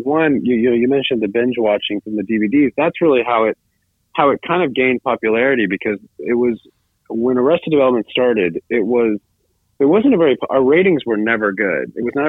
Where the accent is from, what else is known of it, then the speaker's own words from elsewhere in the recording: Tallahassee, Florida, United States; No, I grew up in Florida. I grew up in Tallahassee, Florida. Well, actually, from seventh grade through high school, I grew up in Tallahassee, Florida.